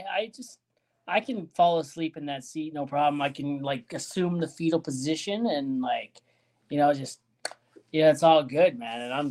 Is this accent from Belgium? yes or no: no; Ontario, Canada; moved away; also born or lived in British Columbia / Saskatoon; I'm from Ontario originally.